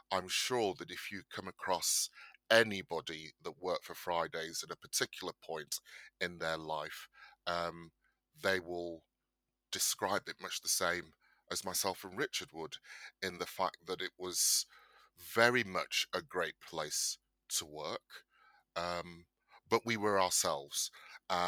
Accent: Bolton, North West England, United Kingdom; moved away as an adult; also born or lived in London; I am of Nigerian descent. I was born in Bolton, Lancashire.

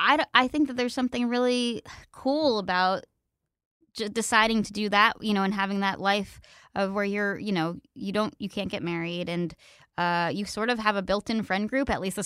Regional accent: Pennsylvania, United States; I thought about going, but we had really good public schools where I grew up in Pennsylvania.

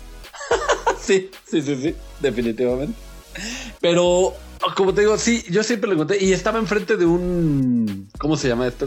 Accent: Naucalpan, State of Mexico, Mexico; No nos consideramos Estado de México. Somos como el Monterrey a la República, nosotros somos al Estado de México

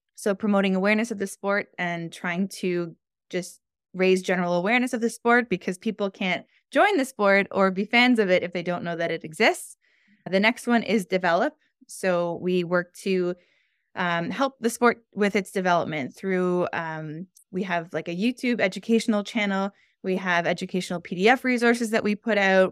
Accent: Toronto, Ontario, Canada; moved away as an adult; now in Montreal, Canada; I grew up in the Toronto, Canada area, and I've been living in the Montreal, Quebec area for the last three years.

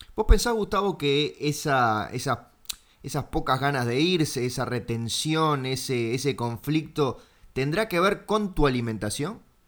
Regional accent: Uruguay; soy el uruguayo ganso que se pasa mirando canales argentinos

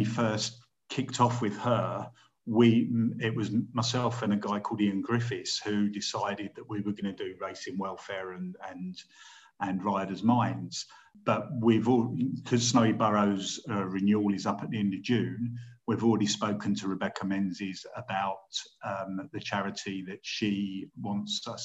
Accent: London, United Kingdom; I was brought up in Southwest London, quite close to Epsom

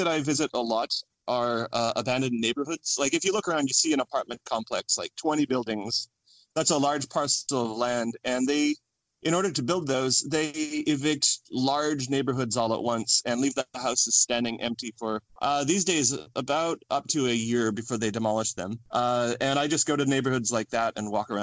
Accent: Edmonton, Alberta, Canada; now in Korea; my hometown, Edmonton, Canada

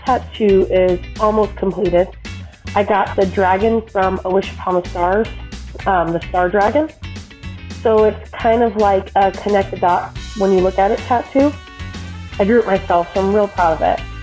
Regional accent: Colorado, United States; I'm from Colorado

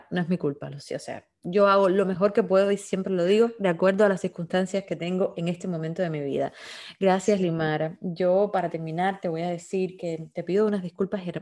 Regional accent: Cuba; moved away; yo pasé una depresión muy fuerte cuando me fui de Cuba y viví sola, viví muchas cosas muy fuertes

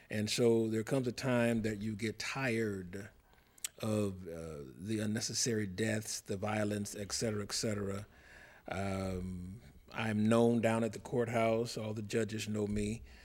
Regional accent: Cincinnati, Ohio, United States; moved away; I'm from Cincinnati

